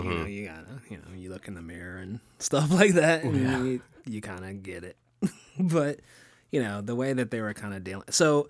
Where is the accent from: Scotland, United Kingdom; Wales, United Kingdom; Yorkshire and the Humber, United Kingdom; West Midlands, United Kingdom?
Scotland, United Kingdom; But I'm from the Highlands of Scotland.